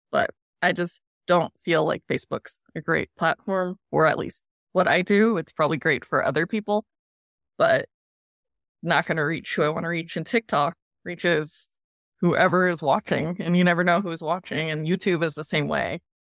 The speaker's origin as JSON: {"language": "English", "region": "Colorado", "country": "United States", "tie": "born or raised there", "also_born_or_lived": "Bakersfield, California / Florida", "said": "majority of my life has now been in Colorado"}